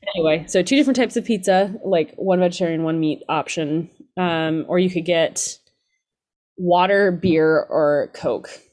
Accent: Georgia, United States; I'm from Georgia

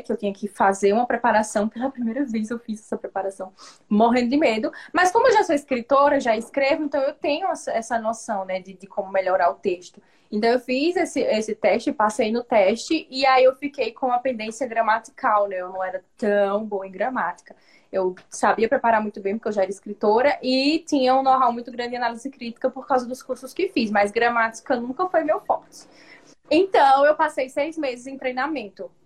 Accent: Northeast Region, Brazil; eu sou nordestina

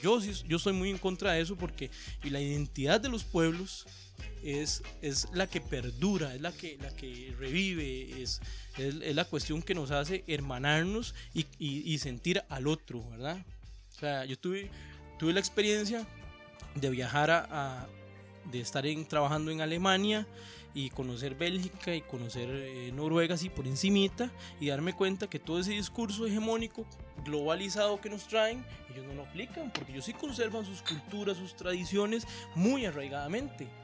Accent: Costa Rica

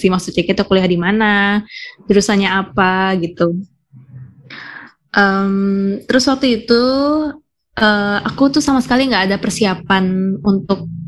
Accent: Jakarta, Indonesia; Um, iya, uh, jadi aku nih dari Jakarta.

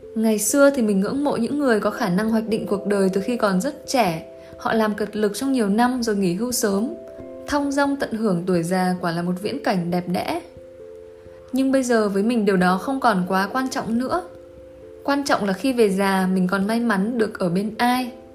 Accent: Quang Binh, Vietnam; moved away; Hồi xưa bác từng ở Quảng Bình một thời gian đấy

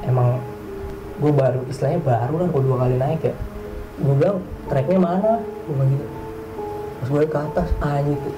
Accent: Java, Indonesia; kan gue orang Jawa ya orang hati gitu kan

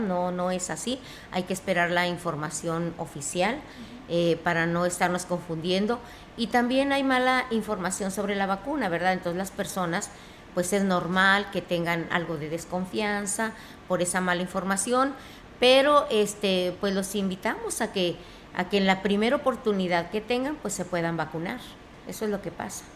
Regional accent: Mexico

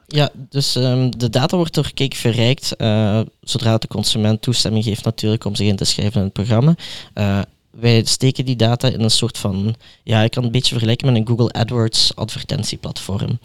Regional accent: Belgium; zoals we die in België noemen

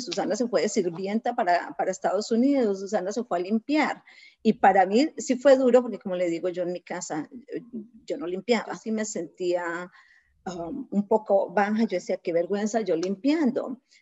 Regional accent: Colombia; moved away as an adult; now in United States; soy colombiana, 100%

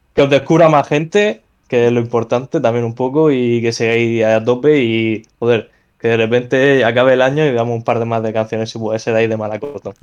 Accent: Spain; now in Murcia, Spain; como somos los españoles

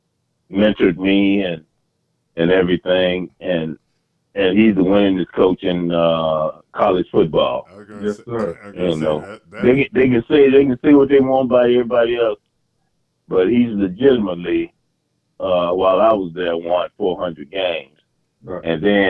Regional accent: Marianna, Arkansas, United States; also born or lived in Forest City, Arkansas; I was born in Forest City. Okay. All right. And grew up in Mariana.

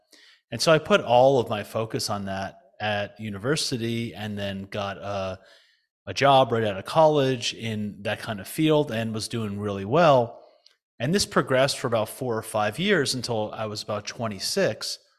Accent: New Jersey, United States; But essentially, you know, I was raised in the United States, in New Jersey mostly.

